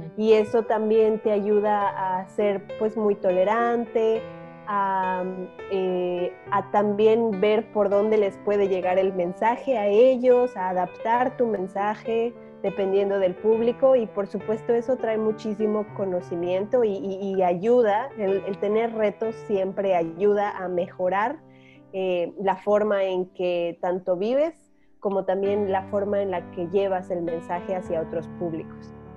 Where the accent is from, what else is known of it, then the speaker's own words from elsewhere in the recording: Mexico City, Mexico; moved away as an adult; now in Yucatán, Mexico; Yo nací en la Ciudad de México